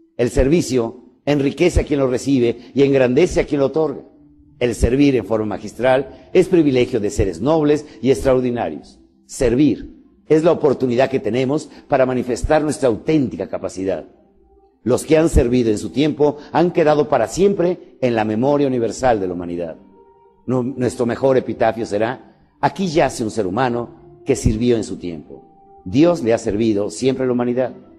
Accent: Mexico; México, ¿sabes qué es? el vientre de mi madre, la mesa de todos los días, el lugar de mis hijos, la tierra que me germinó. Yo no soy mexicano, yo soy México

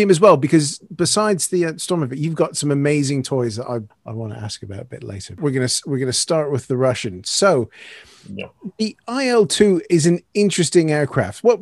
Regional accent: Calgary, Alberta, Canada; moved away; like me, is a Calgary boy in exile.

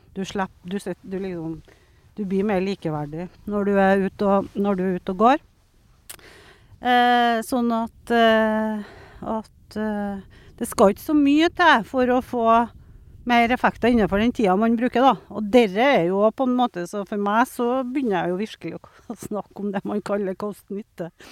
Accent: Steinkjer, Trøndelag, Norway; moved away; also born or lived in Troms; jeg er født på Steinkjer.

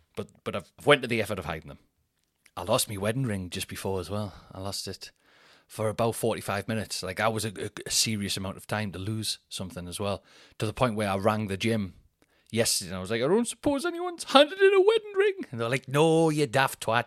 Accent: Newcastle upon Tyne, North East England, United Kingdom; being the Geordie, the northern guy

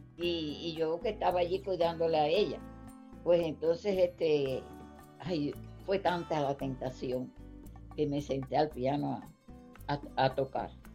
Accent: Cuba; moved away as an adult; now in United States; cuando yo salí de Cuba

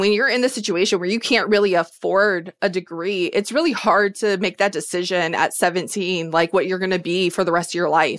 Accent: Ohio, United States; moved away; I joined the military because I grew up in Ohio and I was poor

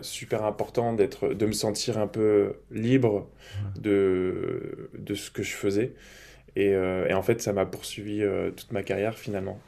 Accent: Grenoble, Auvergne-Rhône-Alpes, France; moved away as an adult; now in Lille, France; je suis des montagnes, je suis grenoblois à la base

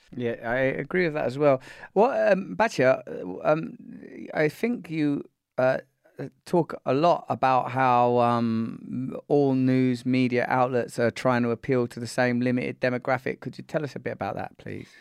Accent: United Kingdom

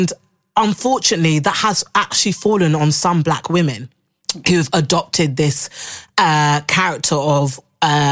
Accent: Harrow, London, United Kingdom; also born or lived in Belgium; my upbringing in the London community. You know, we grew up in Harrow

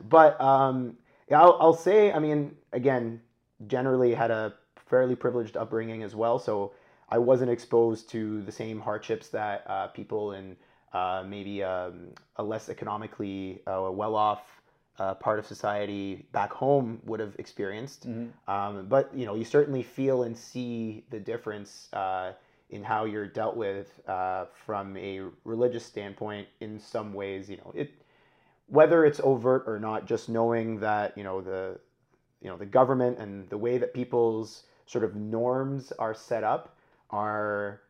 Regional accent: Kuwait; moved away as an adult; now in Canada; So I'm born to Egyptian parents. I grew up in Kuwait and then moved to Canada when I was 18 to go to university. And I've been here ever since, so around 10 years now.

